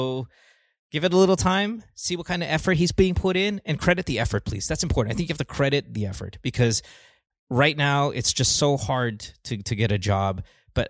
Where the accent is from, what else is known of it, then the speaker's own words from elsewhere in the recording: Bocaue, Bulacan, Philippines; moved away; also born or lived in Marilao; I grew up in Bulacan. Yeah, Bukawi, man. Went to school in Bulacan.